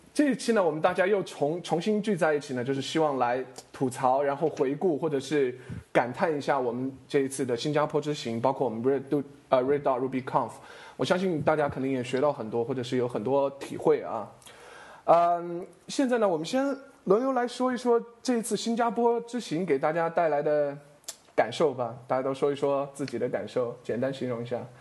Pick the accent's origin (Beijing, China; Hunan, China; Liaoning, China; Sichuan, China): Sichuan, China; Chengdu; 我成都人嘛